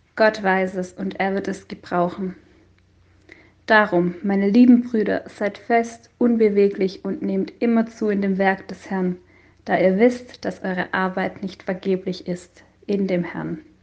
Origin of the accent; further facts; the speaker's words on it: Hohenhaslach, Baden-Württemberg, Germany; moved away as an adult; also born or lived in Obernhof / Friolzheim; now in Buchenauer Hof, Germany; Aufgewachsen bin ich mit meinen drei Geschwistern in Hohenhaslach